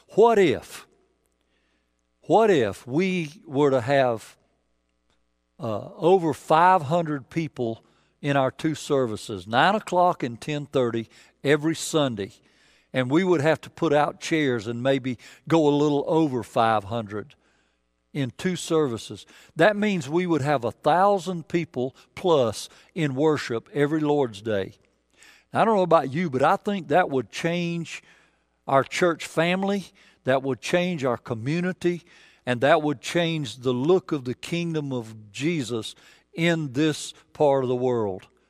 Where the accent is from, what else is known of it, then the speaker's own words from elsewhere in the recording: the South, United States; I'm from the South